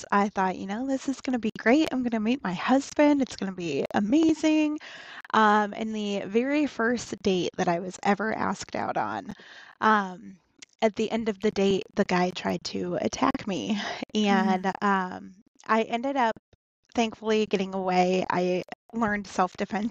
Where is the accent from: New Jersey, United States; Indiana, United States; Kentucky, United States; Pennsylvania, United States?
Indiana, United States; Northern; I was born and raised in Northern Indiana